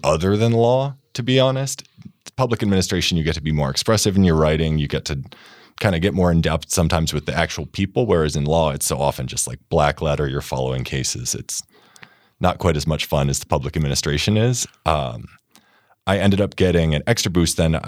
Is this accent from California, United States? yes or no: no; Ohio, United States; moved away as an adult; now in Montana, United States; I grew up in Ohio.